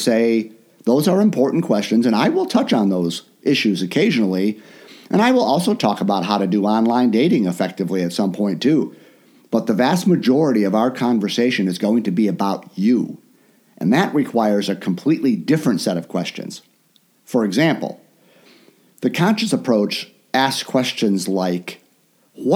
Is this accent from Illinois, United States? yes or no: yes; Chicago, Illinois, United States; moved away as an adult; also born or lived in Orlando; I live in my hometown of Chicago now